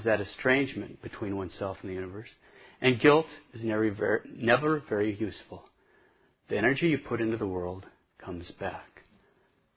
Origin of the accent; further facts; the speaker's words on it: Montana, United States; moved away; I'm from Montana. There's paganism everywhere up there